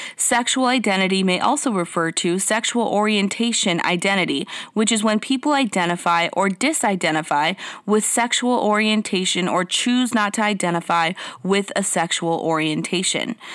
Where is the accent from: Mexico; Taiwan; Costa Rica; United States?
Mexico; I was born in Mexico. Um, I grew up eating that stuff